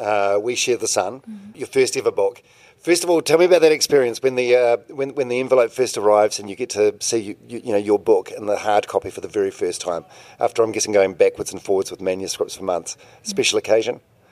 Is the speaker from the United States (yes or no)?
no; New Zealand; I'm from New Zealand